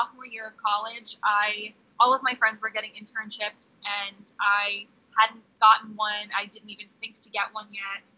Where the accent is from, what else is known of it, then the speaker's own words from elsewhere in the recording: Washington, D.C. area / Virginia, United States; moved away as an adult; now in Los Angeles, United States; I actually loved growing up in D.C.